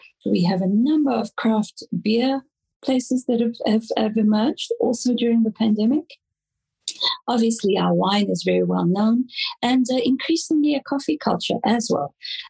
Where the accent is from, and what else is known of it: South Africa